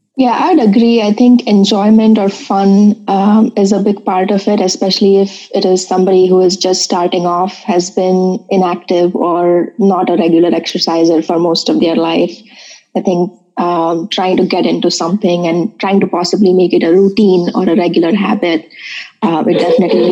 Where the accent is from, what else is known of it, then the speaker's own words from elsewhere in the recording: Mumbai, Maharashtra, India; moved away as an adult; now in Urbana-Champaign, United States; I was born and brought up in Bombay, uh, now Mumbai